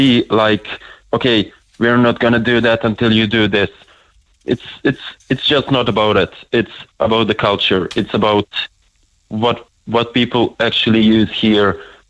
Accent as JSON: {"language": "English", "country": "Bosnia & Herzegovina", "lives_now": "Ireland", "said": "I'm from Bosnia."}